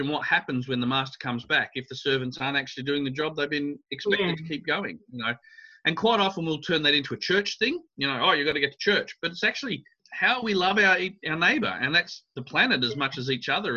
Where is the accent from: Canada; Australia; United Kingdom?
Australia; Adelaide, South Australia; I grew up in Australia